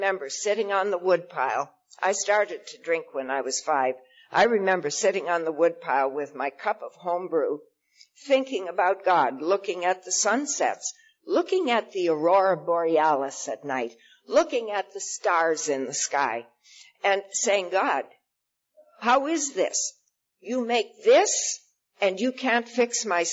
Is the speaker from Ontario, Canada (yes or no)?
no; Saskatchewan, Canada; moved away as an adult; I was born in Saskatchewan